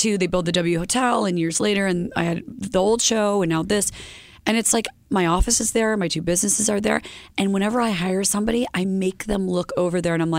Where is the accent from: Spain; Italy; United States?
United States; upstate New York; I'm from upstate New York.